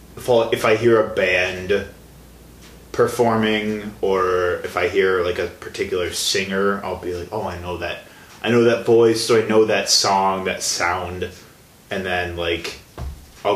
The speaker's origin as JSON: {"language": "English", "town": "Tinley Park", "region": "Illinois", "country": "United States", "also_born_or_lived": "Milwaukee", "moved": "yes", "said": "I'm originally from the Chicago area"}